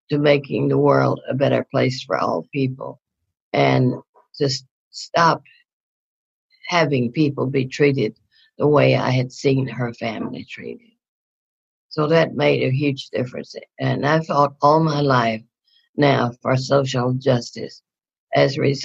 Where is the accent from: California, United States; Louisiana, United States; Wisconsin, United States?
Louisiana, United States; North; moved away; also born or lived in Houston, Texas; I grew up in North Louisiana.